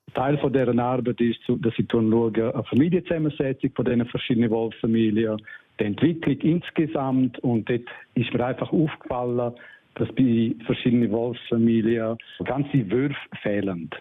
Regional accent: Surselva, Graubünden, Switzerland; bei uns in der Surselva

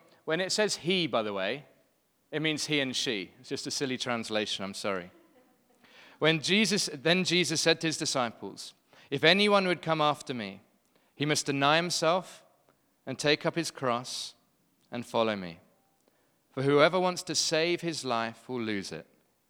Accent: London, United Kingdom; now in Cape Town, South Africa; Really happy to be here. I'm from London originally, but have been in Cape Town for the last almost 8 years.

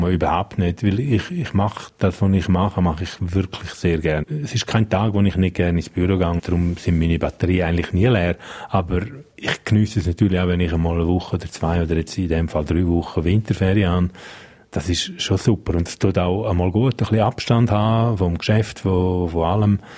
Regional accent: Graubünden, Switzerland; first language Romansh; German is a second language; now in Zürich, Switzerland; Ich bin da aufgewachsen, ich gehöre daher, meine Muttersprache ist und bleibt romanisch. Ich, ich fühle mich auch da verbunden. Ich will aber auch Zürich nicht missen. Ich finde Zürich eine unglaublich schöne und spannende Stadt. Also ich glaube, jeder, der vom Engadin mal auf Zürich kommt

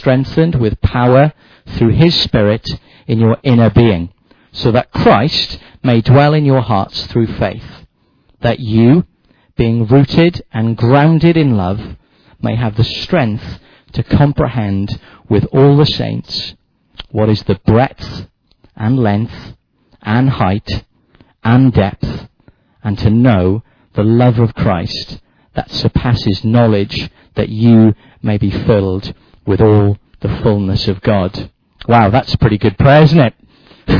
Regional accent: Wales, United Kingdom; I'm a Welshman

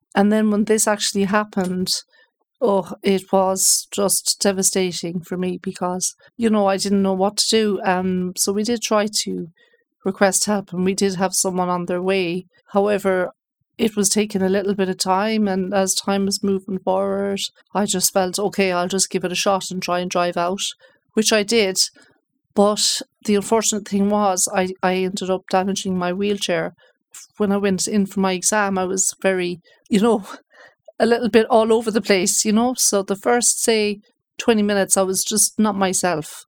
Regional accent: Galway, Connacht, Ireland; moved away as an adult; also born or lived in United States; I'm originally from Galway

